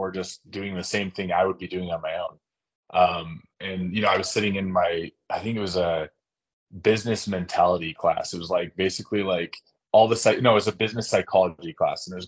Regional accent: Sandy, Utah, United States; I'm from Sandy, Utah

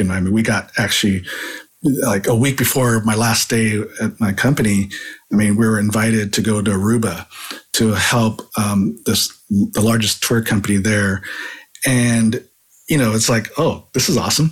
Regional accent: San Jose, California, United States; also born or lived in Hawaii; moved to San Jose, California when I was pretty young. I was still nine years old, uh, but really grew up in California. I grew up in the Bay Area

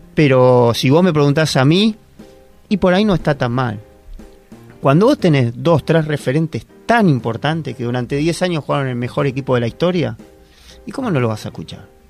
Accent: Argentina; No, no somos todos los argentinos

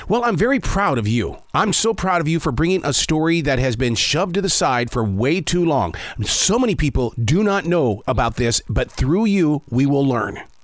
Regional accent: United States; we're just American

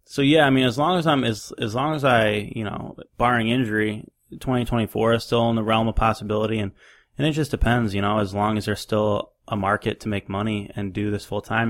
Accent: New York, United States; also born or lived in Louisiana; now in North Carolina, United States; I grew up in New York

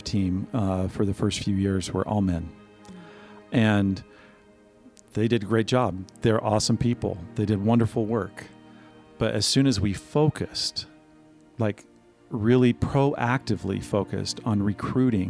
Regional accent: Missouri, United States; I grew up in Missouri in a setting that most people would today consider to be in the heartland

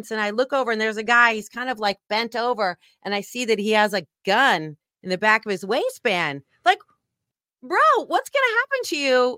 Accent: San Francisco, California, United States; as you mentioned, I grew up in San Francisco.

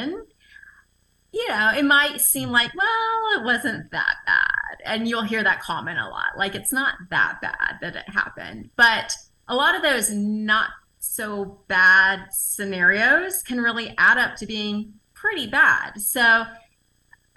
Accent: the South, United States; I'm from the South, so I'm used to that environment where people are very cordial and touchy and feely

